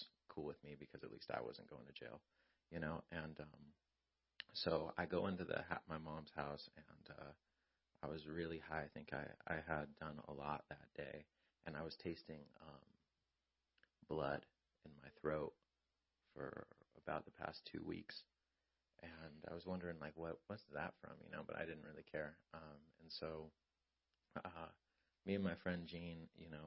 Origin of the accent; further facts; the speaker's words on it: Lake Elsinore, California, United States; we're from Elsinore on Grand